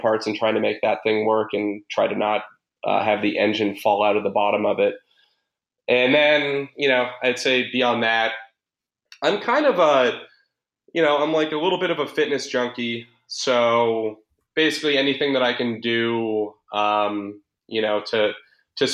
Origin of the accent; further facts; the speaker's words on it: Boston, Massachusetts, United States; I'm from Boston